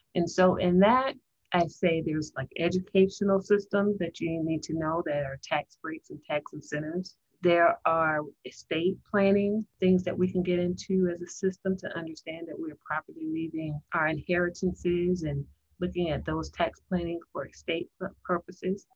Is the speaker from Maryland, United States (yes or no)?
no; Tampa, Florida, United States; I grew up in Florida, actually Tampa, Florida